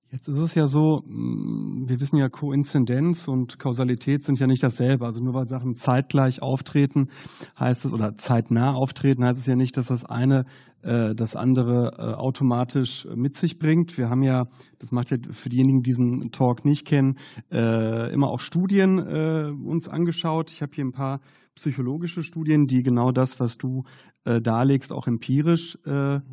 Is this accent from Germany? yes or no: yes; Herne, North Rhine-Westphalia, Germany; Ich komme ja aus Herne. Und äh, Herne ist im Ruhrgebiet.